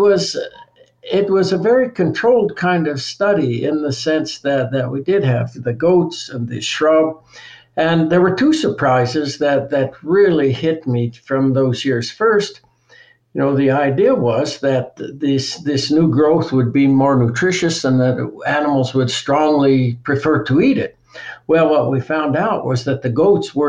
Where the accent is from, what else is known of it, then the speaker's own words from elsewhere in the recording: Colorado, United States; the mountains where I grew up in Colorado